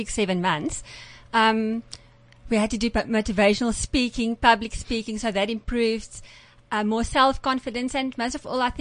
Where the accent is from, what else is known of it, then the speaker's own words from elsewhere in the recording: Centurion, Gauteng, South Africa; I come from Centurion.